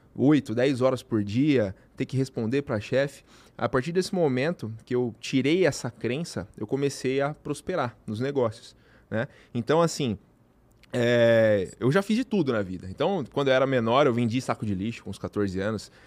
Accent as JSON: {"language": "Portuguese", "region": "interior of São Paulo", "country": "Brazil", "said": "Eu sou do interior de São Paulo"}